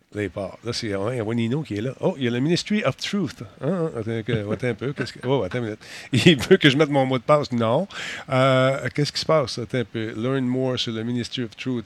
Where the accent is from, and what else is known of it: Quebec, Canada